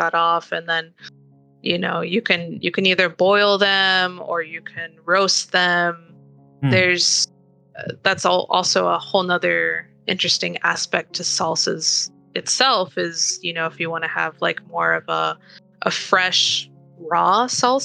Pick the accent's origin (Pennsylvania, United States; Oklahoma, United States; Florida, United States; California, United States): California, United States; also born or lived in Argentina (ancestry); we're Californian